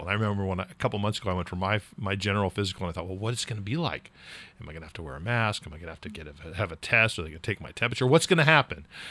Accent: California, United States; now in New England, United States; I grew up in California

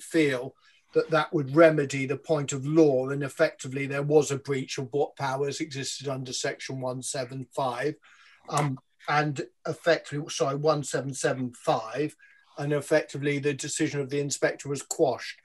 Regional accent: London, United Kingdom; as the Londoner on the show

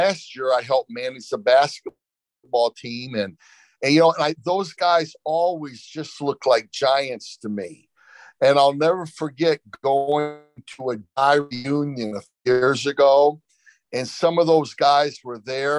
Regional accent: Flint, Michigan, United States; I grew up in Flint, Michigan

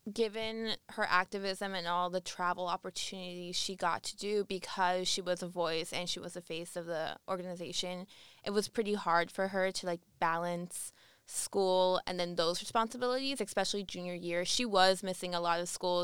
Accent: Coral Springs, Florida, United States; moved away as an adult; also born or lived in Syracuse, New York; I'm actually originally from Coral Springs, Florida, which is a city right next to Parkland

